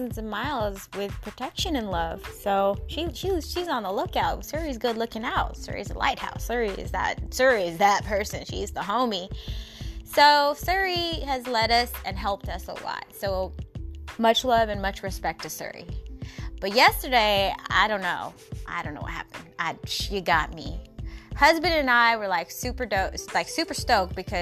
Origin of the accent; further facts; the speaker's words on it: Seattle, Washington, United States; my hometown. Everybody in the 206